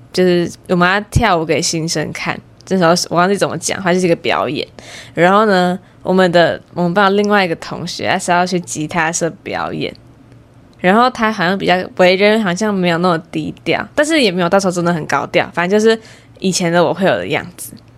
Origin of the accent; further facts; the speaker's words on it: Taiwan; 但是我毕竟是在台湾环境下长大的